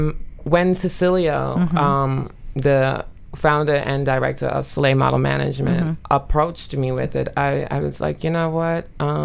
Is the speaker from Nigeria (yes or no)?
no; Trinidad & Tobago; moved away; I am of Caribbean. I was born in Trinidad and Tobago.